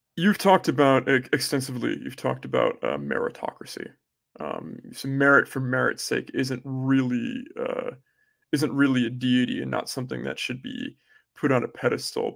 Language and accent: English; United States; I am American.